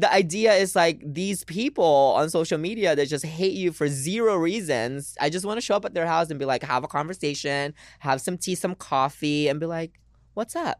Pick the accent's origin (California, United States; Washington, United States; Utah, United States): Washington, United States; Lynnwood; English is a second language; moved away as an adult; also born or lived in Philippines / New York City; I'm from Seattle. I grew up in, um, a little city called Linwood